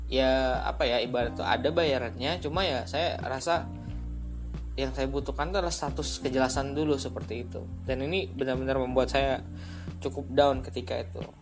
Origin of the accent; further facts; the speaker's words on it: Palembang, South Sumatra, Indonesia; saya kembali ke daerah asal saya saya dari Palembang kebetulan dan saya berencana untuk mengabdi di alma mater S1 saya